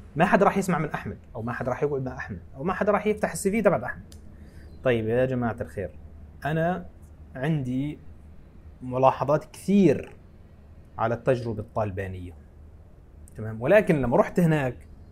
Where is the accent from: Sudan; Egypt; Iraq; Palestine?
Palestine; أنا فلسطيني